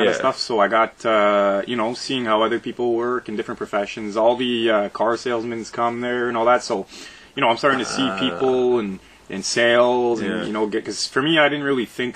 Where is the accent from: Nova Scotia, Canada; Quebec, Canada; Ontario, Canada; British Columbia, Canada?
Ontario, Canada; Sudbury; I grew up in Sudbury. I grew up in the flour mill here.